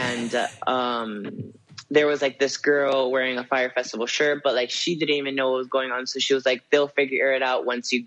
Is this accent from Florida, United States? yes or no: yes; Miami, Florida, United States; now in Los Angeles, United States; I'm from Miami